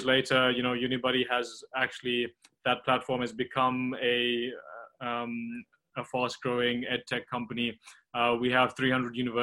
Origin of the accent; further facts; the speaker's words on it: Tongaat, KwaZulu-Natal, South Africa; also born or lived in Durban; I grew up in South Africa on the East Coast, near the city of Durban, but it's actually a small town called Tongaat, which is mainly a sugarcane farming town.